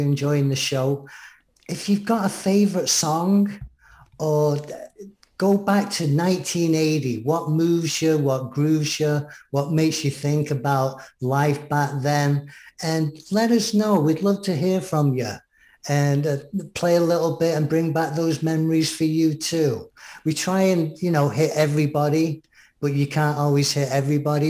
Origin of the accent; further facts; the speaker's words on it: England, United Kingdom; as an Englishman